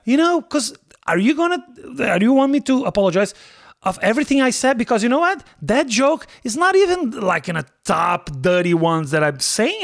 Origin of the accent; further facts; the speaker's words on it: Brazil; English is a second language; moved away as an adult; also born or lived in Nebraska; I am from Brazil